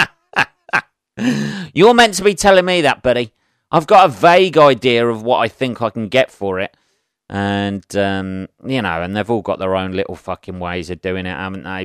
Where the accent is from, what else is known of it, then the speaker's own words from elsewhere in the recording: Northampton, East Midlands, United Kingdom; Having lived in Northampton all my life, various places in Northampton, grew up the other side of town